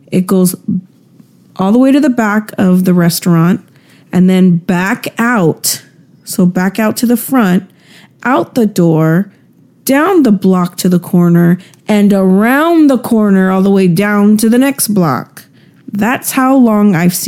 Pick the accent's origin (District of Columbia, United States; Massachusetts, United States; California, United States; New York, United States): California, United States; San Francisco; I am from San Francisco.